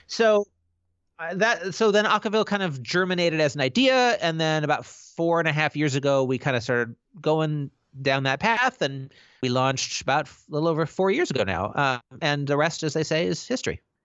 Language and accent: English; Pacific Northwest, United States; I'm from the Pacific Northwest